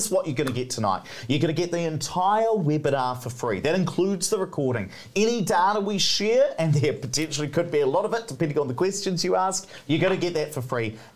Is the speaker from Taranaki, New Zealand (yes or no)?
yes; Hawera, Taranaki, New Zealand; moved away; I come from South Taranaki in Hawera.